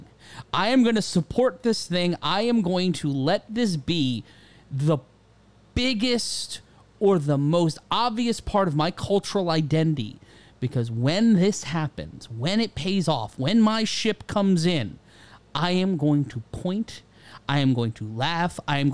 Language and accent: English; New York, United States; I grew up in New York in the 90s and 2000s